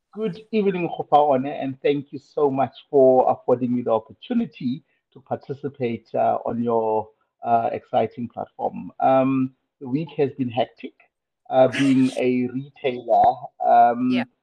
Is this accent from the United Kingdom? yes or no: no; Kimberley, Northern Cape, South Africa; I was born in Kimberley, I think about four decades ago